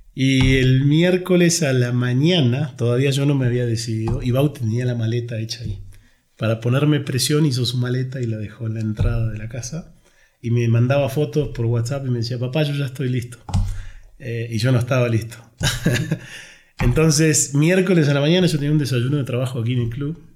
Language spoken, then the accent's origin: Spanish; Argentina; now in Mexico; nosotros los argentinos somos, ya te habrás dado cuenta que soy argentino